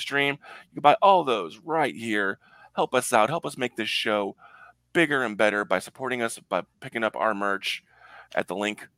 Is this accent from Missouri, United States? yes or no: yes; St. Louis, Missouri, United States; I am from St. Louis.